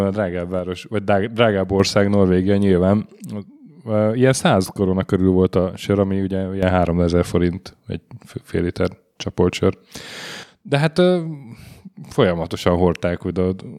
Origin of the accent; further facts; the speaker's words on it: Hungary; magyarok vagyunk